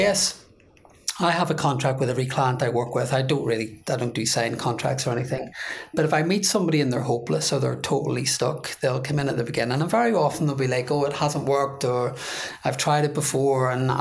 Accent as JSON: {"language": "English", "town": "Belfast", "region": "Northern Ireland", "country": "United Kingdom", "tie": "born or raised there", "moved": "yes", "said": "I'm growing up in Northern Ireland"}